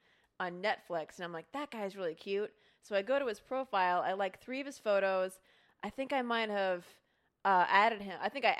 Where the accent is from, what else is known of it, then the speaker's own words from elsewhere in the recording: Midwest, United States; I am from the Midwest.